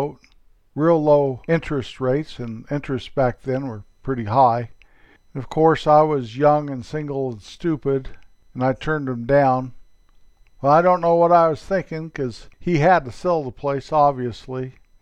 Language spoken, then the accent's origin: English; north central Colorado Rocky Mountains, United States; The town where I grew up there in the north central Colorado Rocky Mountains, 8,000 feet above sea level